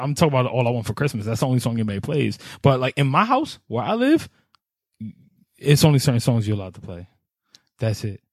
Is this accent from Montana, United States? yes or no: no; New York, United States; I'm from New York